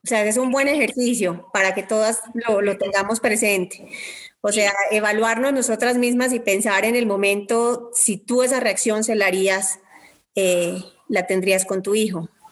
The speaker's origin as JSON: {"language": "Spanish", "country": "Colombia", "said": "como diríamos en Colombia"}